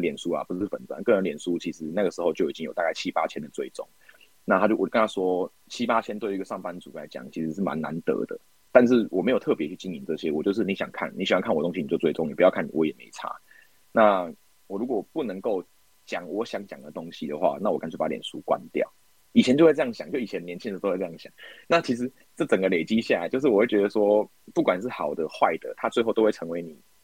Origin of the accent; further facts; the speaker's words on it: Zhutian, Pingtung County, Taiwan; moved away as an adult; now in Kaohsiung, Taiwan; 其实我十八岁之前，我一直都在屏东长大，那我的故乡是屏东的竹田